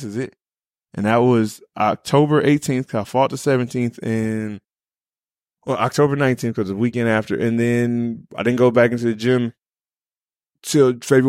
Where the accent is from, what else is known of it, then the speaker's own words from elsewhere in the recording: Illinois, United States; So when I moved to New Jersey, they actually gave me the name …. {S26} Oh, really? {S27} But I came from Illinois.